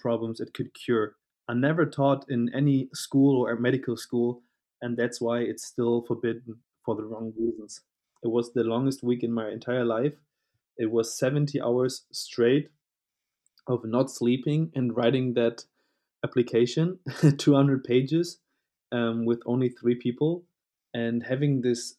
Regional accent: Hanover, Lower Saxony, Germany; moved away as an adult; also born or lived in Leeuwarden; now in Cologne, Germany; from Hanover, Northern Germany. I'm 26 years old, and currently I am living and studying in Cologne.

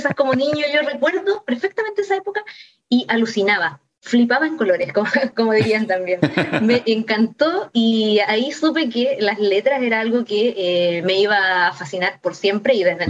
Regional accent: Talcahuano, Biobío, Chile; de Talcahuano, de hecho yo crecí, estudié siempre en Talcahuano

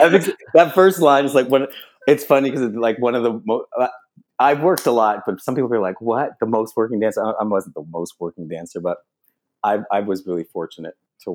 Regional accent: Canada; moved away as an adult; also born or lived in Los Angeles, United States / Toronto, Canada; in LA for years, and then I got a place here in Toronto. I'm originally from Canada.

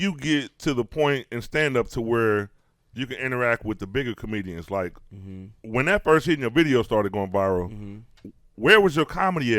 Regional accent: Chicago, Illinois, United States; I grew up in Chicago

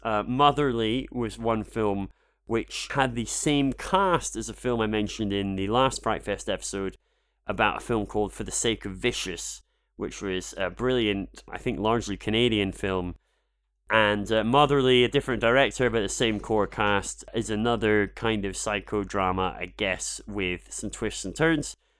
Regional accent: Scotland, United Kingdom; I'm Scottish.

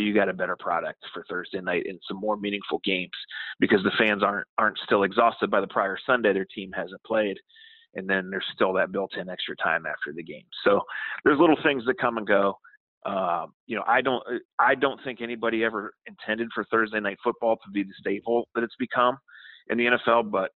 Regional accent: Akron, Ohio, United States; Well, I grew up here in Akron

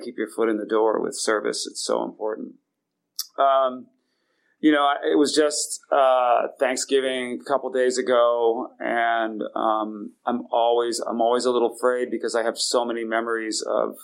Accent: San Francisco, California, United States; I was born in San Francisco with my father and my mom

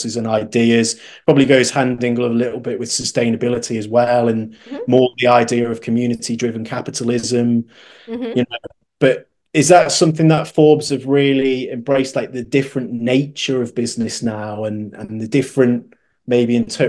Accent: United Kingdom; as a Brit

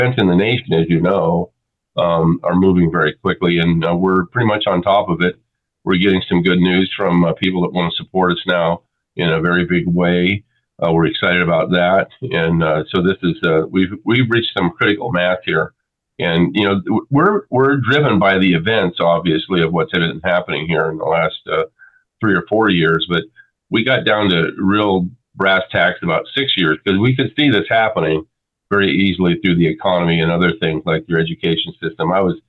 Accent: California, United States; I've been in California all my life.

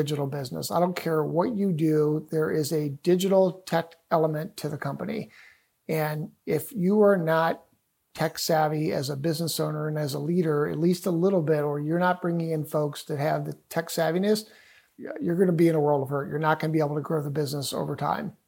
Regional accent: Cleveland, Ohio, United States; I'm from Cleveland, Ohio

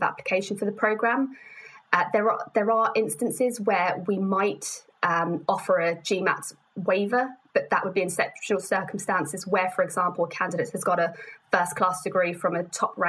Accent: London, United Kingdom; I was born in London, so it's very much home to me.

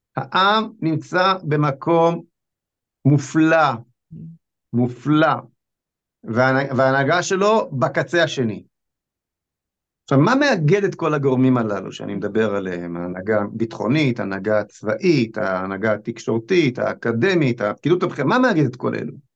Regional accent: Israel; אני נולדתי בארץ הזאת, אני כבר בן 61

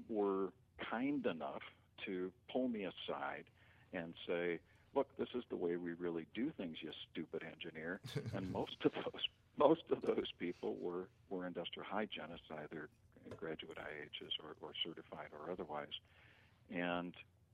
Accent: Twin Cities, Minnesota, United States; I grew up in the Twin Cities

